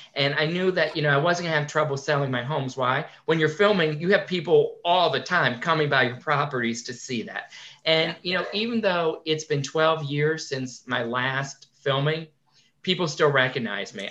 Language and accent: English; Connecticut, United States; I grew up in Connecticut